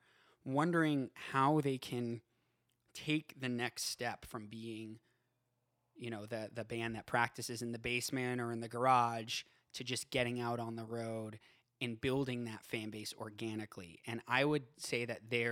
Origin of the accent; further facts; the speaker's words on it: Boston, Massachusetts, United States; moved away as an adult; now in Los Angeles, United States; I'm from Boston.